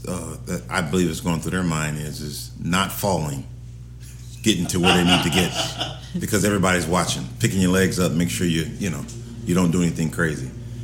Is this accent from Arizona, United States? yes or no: yes; Arizona, United States; also born or lived in California, United States; I'm California boy. I'm growing up in Arizona. I haven't been in no cold weather.